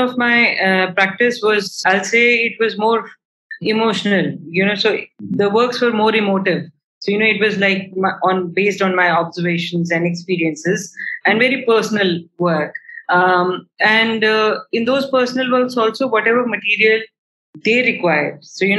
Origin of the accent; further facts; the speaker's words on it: India; being an Indian artist and thinking that you're going to get all the help you want